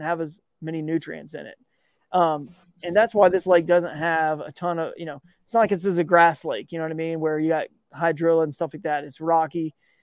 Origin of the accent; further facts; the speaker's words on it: Georgia, United States; growing up in Georgia